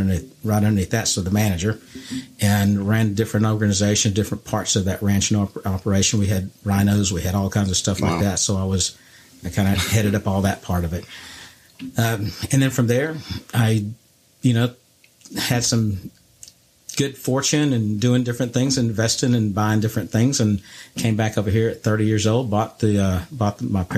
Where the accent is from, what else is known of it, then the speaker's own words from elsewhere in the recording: Bryan, Texas, United States; I was from Bryan